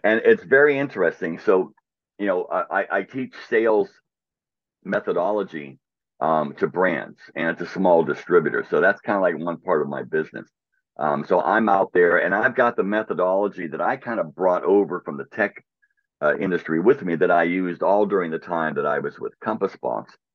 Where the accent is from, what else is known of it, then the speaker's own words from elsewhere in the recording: Pittsburgh, Pennsylvania, United States; when I was a kid, li, growing, growing up in Pittsburgh